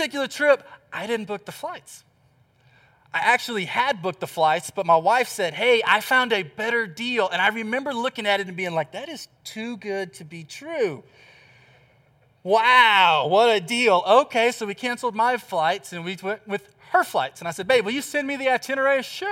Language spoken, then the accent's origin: English; Texas, United States; moved away; I'm from Texas. I'm this old country boy